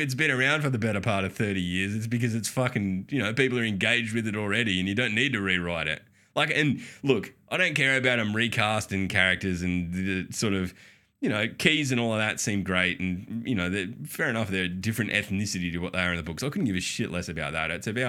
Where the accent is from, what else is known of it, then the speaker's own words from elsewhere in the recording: Australia; We're Australian. Everything sounds weird to us.